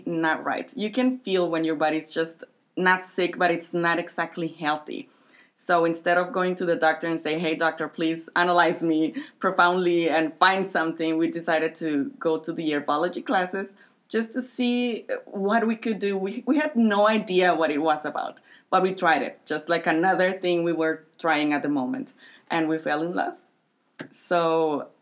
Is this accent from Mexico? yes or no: yes; Ciudad Juárez, Chihuahua, Mexico; moved away as an adult; now in El Paso, United States; I am from Juarez. I live here in El Paso. I've been living here for around 10 years maybe now